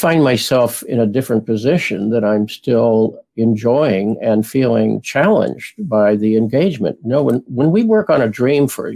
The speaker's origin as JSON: {"language": "English", "town": "Springfield", "region": "Illinois", "country": "United States", "tie": "born or raised there", "also_born_or_lived": "Houston", "moved": "yes", "lives_now": "Washington, United States", "said": "as a child, I grew up in Springfield, Illinois"}